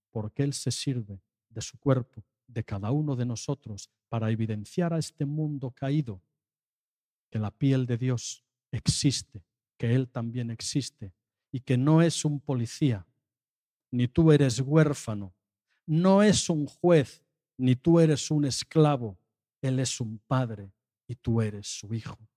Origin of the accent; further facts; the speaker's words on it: Seville, Andalusia, Spain; me acordaba de lo que comentabas tan lejos de mi tierra y de mi casa, porque yo estaba hablando de que en Sevilla también nieva.